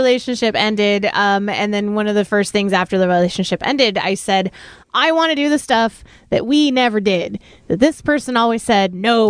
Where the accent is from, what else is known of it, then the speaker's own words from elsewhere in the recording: Baldwin Park, California, United States; also born or lived in East Los Angeles / Montebello; I was raised in Baldwin Park, half the time in East LA, half the time in Montebello